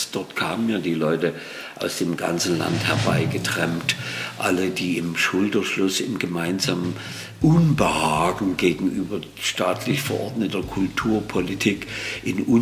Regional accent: East Germany, Germany; Ja, und äh, da das bei uns im Osten nicht ging, wir hatten nur eine Schallplattenfirma, nämlich Amiga, haben wir uns ganz schnell FMP angeschlossen.

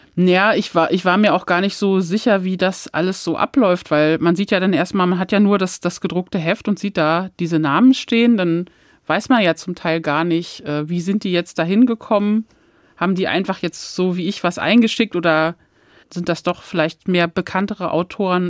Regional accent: Hann. Münden, Lower Saxony, Germany; moved away as an adult; also born or lived in Hamburg; now in Frankfurt, Germany; diese meine Heimatstadt

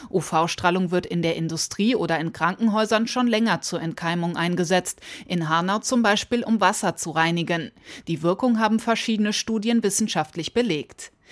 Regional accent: Lithuania; German is a second language; Wetter für mich, es ist normal darum, dass ich bin aus Litauen. Litauen ist nordeuropäischer Staat. Wir haben Winter.

